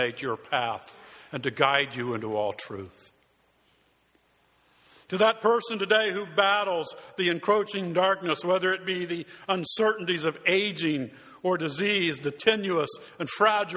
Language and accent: English; Tucson, Arizona, United States; moved away; my hometown of Tucson, Arizona